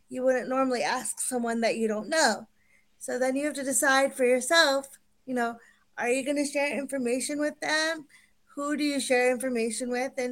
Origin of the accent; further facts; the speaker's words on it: India; born there; I'm dark skinned and I was adopted from India.